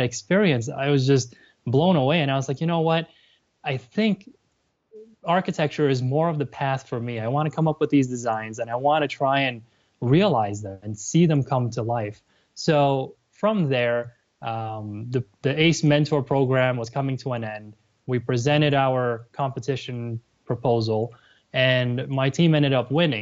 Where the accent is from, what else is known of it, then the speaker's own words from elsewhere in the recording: New York City, New York, United States; I was born and raised in New York City